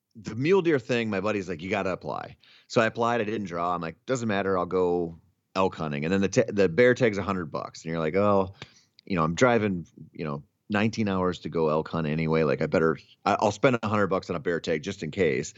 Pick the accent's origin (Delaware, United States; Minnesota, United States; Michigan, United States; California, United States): Minnesota, United States; I grew up in Minnesota